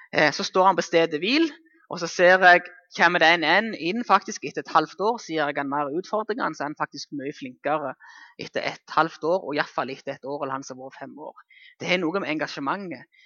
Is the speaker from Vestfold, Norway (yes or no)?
no; Jæren, Rogaland, Norway; Nå er jeg hjemme på Jæren.